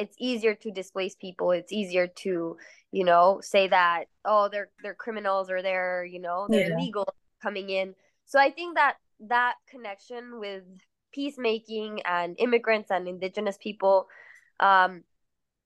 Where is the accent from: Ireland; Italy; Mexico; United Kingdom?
Mexico; Mexico City; also born or lived in Queens, New York; now in New York, United States; I'm from Mexico City. I grew up there.